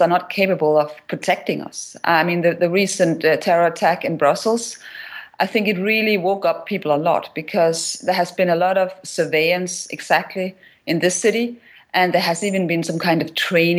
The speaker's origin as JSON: {"language": "English", "country": "Denmark", "said": "I come from Denmark, which is the land of the Muhammad cartoons."}